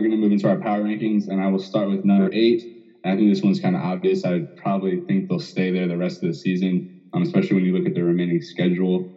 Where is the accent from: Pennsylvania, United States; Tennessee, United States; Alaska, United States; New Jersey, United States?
New Jersey, United States; growing up in New Jersey